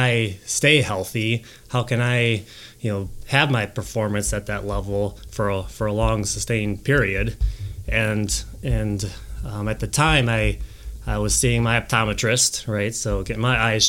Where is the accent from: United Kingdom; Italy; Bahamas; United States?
United States; Milwaukee Lake, Wisconsin; I grew up on Milwaukee Lake, and I was sailing pretty competitively all over Midwest